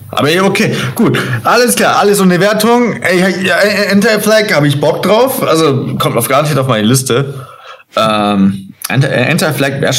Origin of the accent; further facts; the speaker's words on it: Burghausen, Bavaria, Germany; born there; ich bin in Burghausen geboren, nämlich.